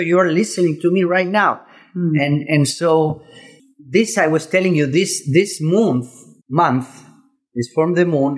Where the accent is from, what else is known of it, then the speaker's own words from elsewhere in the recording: Córdoba, Argentina; moved away; I'm Argentinian